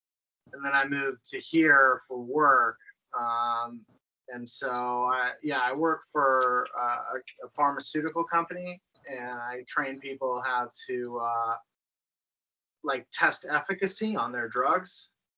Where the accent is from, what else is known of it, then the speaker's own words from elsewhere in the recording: Salem, Massachusetts, United States; moved away as an adult; also born or lived in Colorado / New Hampshire / Washington, D.C. area / Idaho; now in Seattle, United States; I grew up in Salem, Massachusetts, just like 20 minutes north of Boston.